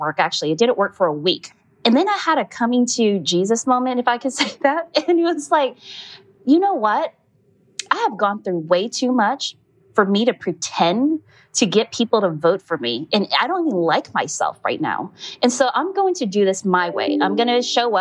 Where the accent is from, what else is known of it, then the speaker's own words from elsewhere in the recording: Stockton, California, United States; moved away as an adult; now in Oakland, United States; I was born and raised in Stockton, California, just about an hour away from Oakland here.